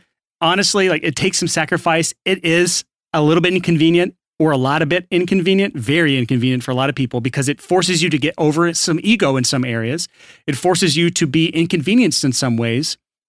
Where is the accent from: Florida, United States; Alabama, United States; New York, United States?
Alabama, United States; I mean, I was born and raised in Alabama, yeah. So that's my actual voice.